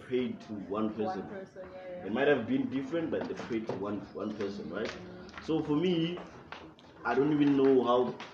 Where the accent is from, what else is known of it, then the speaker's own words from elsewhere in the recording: Limpopo, South Africa; now in Pretoria, South Africa; I come to Pretoria. I'm from Limpopo, Victoria.